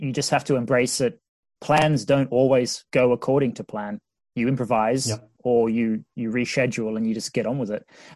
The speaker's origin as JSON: {"language": "English", "country": "Australia", "tie": "born or raised there", "moved": "as an adult", "lives_now": "United Kingdom", "said": "where I grew up in Australia."}